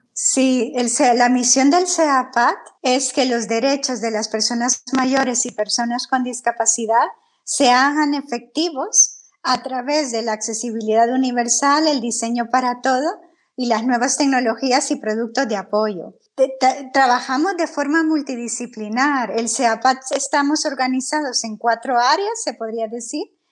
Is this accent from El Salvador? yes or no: yes; El Salvador; moved away as an adult; now in Spain; yo soy del Salvador